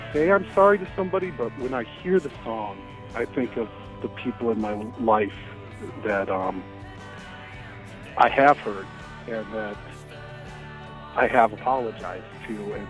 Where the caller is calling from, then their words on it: St. Paul, Minnesota, United States; I'm calling from St. Paul, Minnesota.